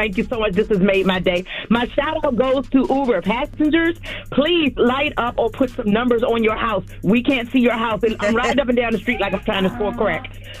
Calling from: Newport News, Virginia, United States; from Newport News, Virginia.

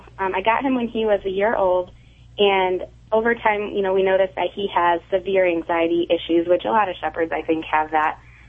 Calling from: Granger, Indiana, United States; Granger, Indiana.

